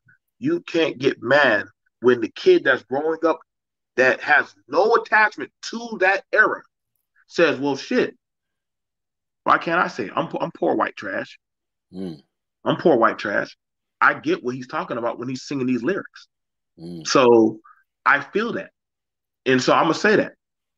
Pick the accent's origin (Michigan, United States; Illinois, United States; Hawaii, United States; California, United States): Illinois, United States; Chicago; Nigga, you know where the fuck I'm from? I'm from Chicago. I'm from Grove Street. I'm from this.